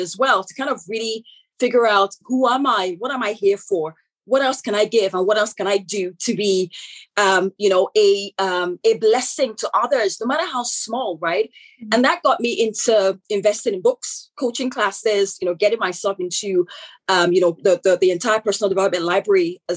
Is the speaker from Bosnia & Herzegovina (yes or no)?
no; Nigeria; accent: African; moved away as an adult; also born or lived in United Kingdom; now in Canada; I am born Nigerian, so I'm originally from Nigeria, hence the African accent